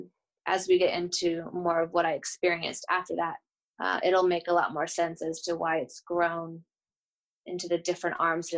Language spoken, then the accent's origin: English; Bozeman, Montana, United States; also born or lived in Gilbert, Arizona / New York / Nashville, Tennessee; now in Los Angeles, United States; So I would say of all those places, I'm from Bozeman, Montana. I think that's where I really would consider the space and the place that I grew up in and really spent my formative years.